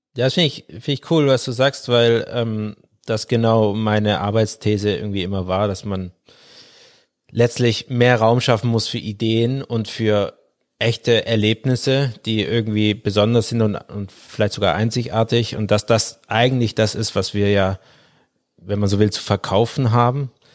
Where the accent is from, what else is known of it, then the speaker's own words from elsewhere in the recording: Swabia, Baden-Württemberg, Germany; ich bin im Schwäbischen aufgewachsen